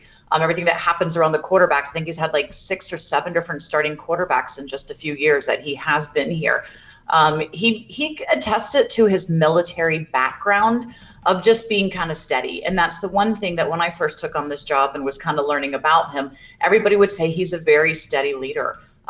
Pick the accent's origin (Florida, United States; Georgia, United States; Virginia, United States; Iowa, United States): Florida, United States; Jacksonville; This is going to be an interesting thing for myself because I'm actually from Jacksonville as well, and my parents are coming up.